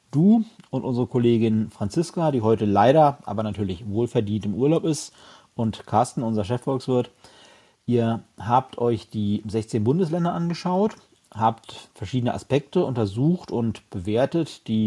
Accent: Lower Saxony, Germany; die wichtigste Frage gleich mal vorab, auf welchem Platz ist denn meine Heimat Niedersachsen gelandet?

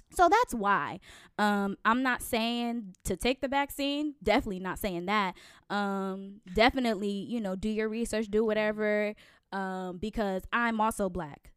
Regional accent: Connecticut, United States; moved away; I'm originally from Connecticut.

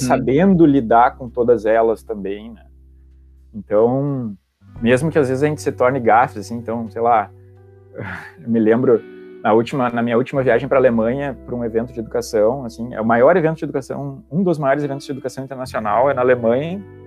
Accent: Santa Maria, Rio Grande do Sul, Brazil; moved away; also born or lived in Porto Alegre metropolitan area; eu sou de Santa Maria também, que não é tão longe

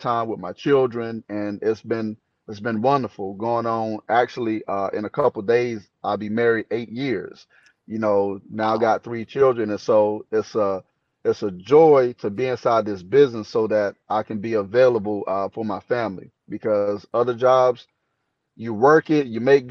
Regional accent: Maple Hill, North Carolina, United States; moved away as an adult; now in Spokane, United States; I'm actually from North Carolina, a little small town called Maple Hill. It's on the outskirts of Jacksonville

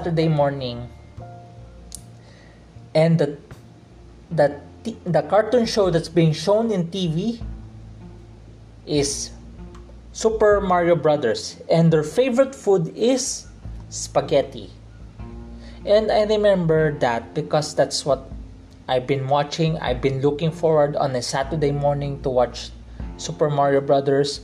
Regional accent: Philippines; I'm a Chinese, grew up in a Filipino culture, I'm a Filipino Chinese right now

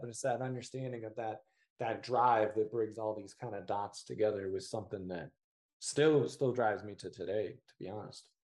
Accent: Indiana, United States; I'm from what I consider to be a very small town in Indiana

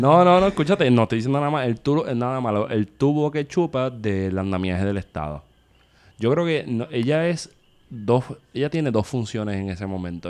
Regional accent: Puerto Rico

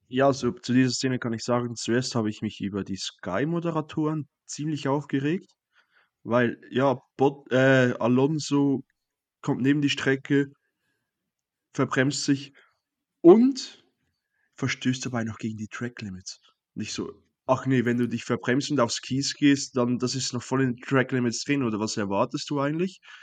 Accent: Switzerland; mich als Schweizer

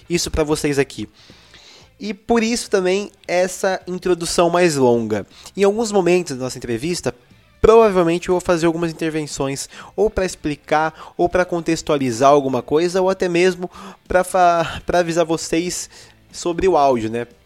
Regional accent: Araraquara, São Paulo, Brazil; Sou de Araraquara.

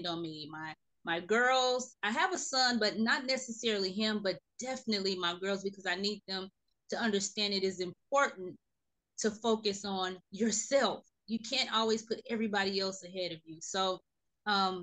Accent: Gary, Indiana, United States; moved away as an adult; now in Houston, United States; I am originally from Gary, Indiana, a city right outside of Chicago

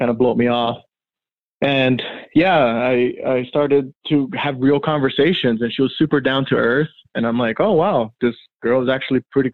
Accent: Miami, Florida, United States; also born or lived in Brazil; I was born in Brazil and I grew up in Miami, Florida

